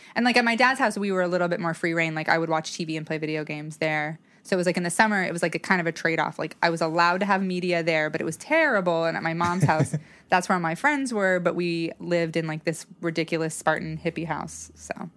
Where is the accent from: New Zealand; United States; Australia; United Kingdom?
United States; Salmon, Idaho; also born or lived in Boise, Idaho; I was born in Salmon, Idaho, which is a very small town